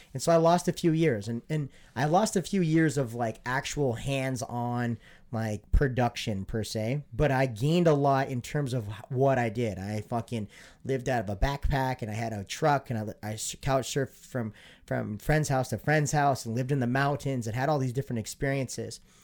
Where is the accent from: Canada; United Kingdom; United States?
United States; Montana; born or raised there; moved away